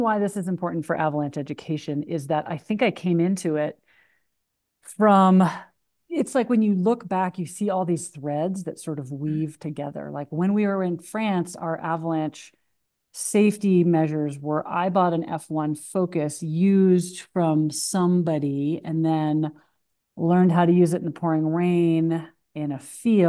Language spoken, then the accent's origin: English; New Hampshire, United States; also born or lived in Seattle area; now in Ketchum, United States; I grew up in New Hampshire.